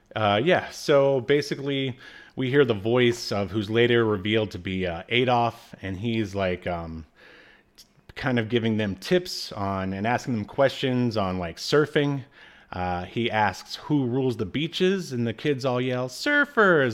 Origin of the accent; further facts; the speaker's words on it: the South, United States; moved away; also born or lived in California; I'm a Southerner